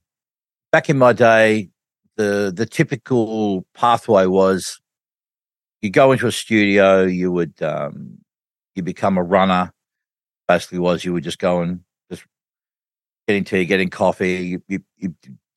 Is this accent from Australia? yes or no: yes; Australia; I'm from Australia